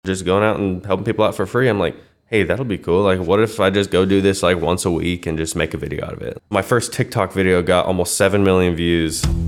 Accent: Wichita, Kansas, United States; Born and raised in West Wichita

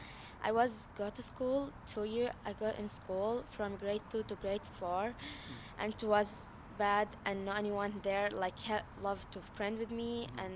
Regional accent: Egypt; now in Canada; I came from Egypt.

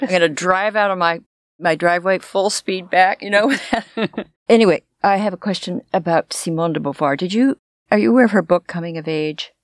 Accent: Los Angeles, California, United States; I grew up in Los Angeles, and the schools looked like prisons.

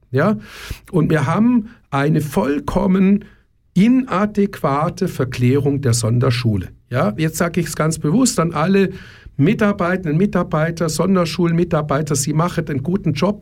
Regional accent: Germany; ich bin in Deutschland aufgewachsen

